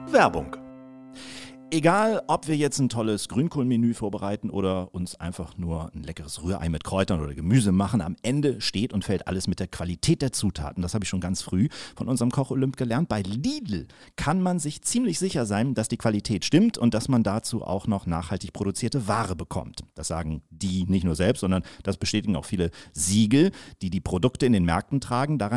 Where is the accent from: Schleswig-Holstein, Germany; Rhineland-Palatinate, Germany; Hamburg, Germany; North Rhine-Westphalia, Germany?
Schleswig-Holstein, Germany; Kiel; hat übrigens in meiner Heimatstadt studiert, in, in, in Kiel